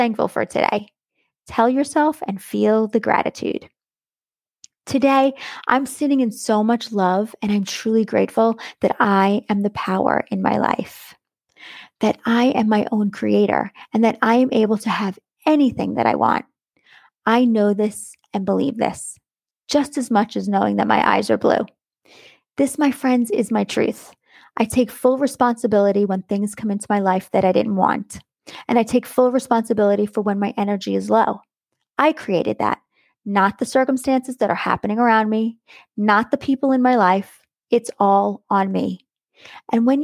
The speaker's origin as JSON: {"language": "English", "region": "New York", "country": "United States", "tie": "born or raised there", "moved": "yes", "lives_now": "Florida, United States", "said": "Growing up in New York, we had seasons"}